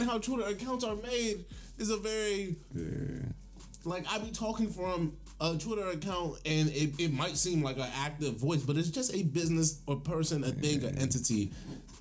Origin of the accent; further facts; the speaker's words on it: Prince George's County, Maryland, United States; I got to grow up in Prince George's County